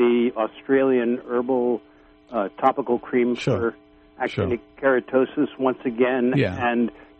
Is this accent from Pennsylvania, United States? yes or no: no; Redway, California, United States; I'm from Redway